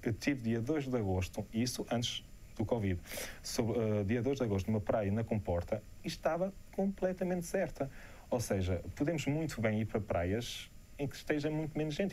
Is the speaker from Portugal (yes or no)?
yes; Portugal; quando digo que sou de Portugal